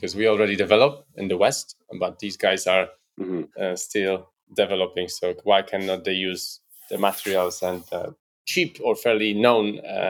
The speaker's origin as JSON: {"language": "English", "country": "Poland", "moved": "yes", "lives_now": "United Kingdom", "said": "I come from Poland"}